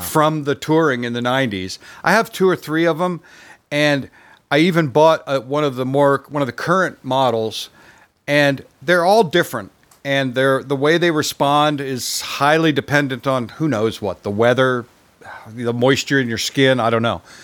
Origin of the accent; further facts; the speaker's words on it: Vermont, United States; I was growing up in Vermont